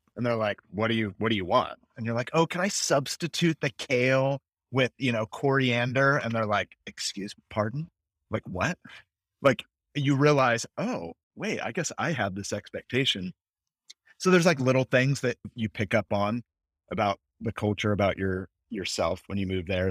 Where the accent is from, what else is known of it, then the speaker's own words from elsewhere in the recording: San Francisco, California, United States; moved away as an adult; also born or lived in Los Angeles, United States / London, United Kingdom; I was born and raised in the San Francisco Bay Area of California